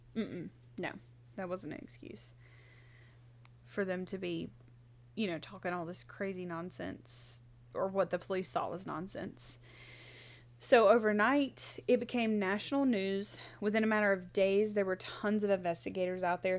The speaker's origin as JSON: {"language": "English", "region": "Mississippi", "country": "United States", "tie": "born or raised there", "said": "we're not from Pascagoula, but from our home state"}